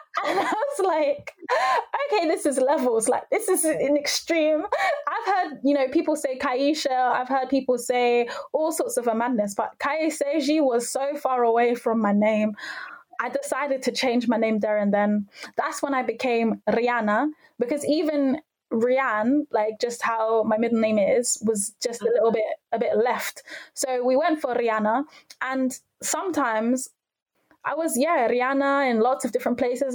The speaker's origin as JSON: {"language": "English", "region": "London", "country": "United Kingdom", "tie": "born or raised there", "said": "I'm from North London."}